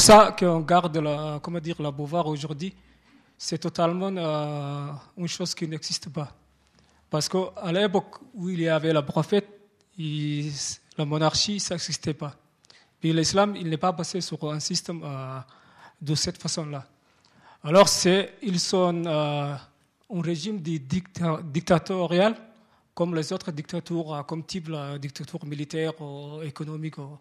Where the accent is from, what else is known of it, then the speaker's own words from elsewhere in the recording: Somalia; moved away; je suis origine de Somalie, et somalienne